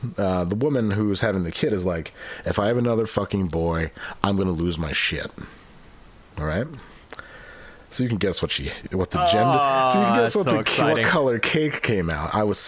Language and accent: English; Utica, New York, United States; I'm from Utica, New York.